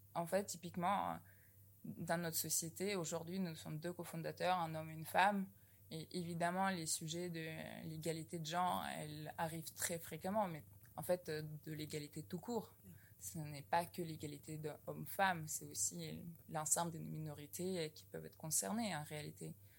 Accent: Novosibirsk, Novosibirsk Oblast, Russia; moved away as an adult; now in France; Je suis venue de Novosibirsk en Russie, puis j'ai intégré l'école polytechnique en 2009

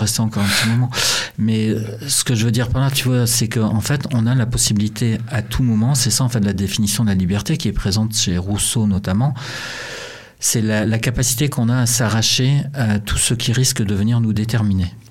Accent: Brittany, France; accent: Breton; also born or lived in Montreal, Canada; avec mon accent breton

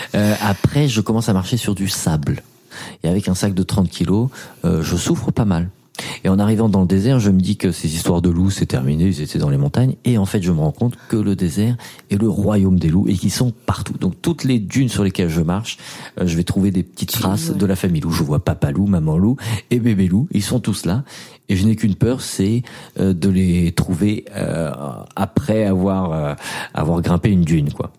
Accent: France; j'ai 28 ans, je viens de France.

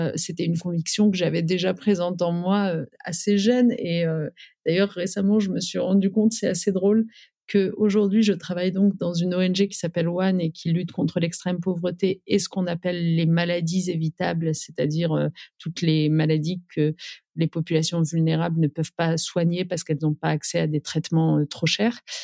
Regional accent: Amiens, Hauts-de-France, France; moved away as an adult; also born or lived in Paris; j'ai grandi euh, en Picardie, à Amiens

